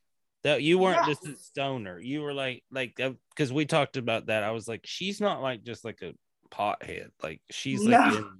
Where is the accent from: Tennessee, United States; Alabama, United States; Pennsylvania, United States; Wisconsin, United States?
Tennessee, United States; I'm from Tennessee.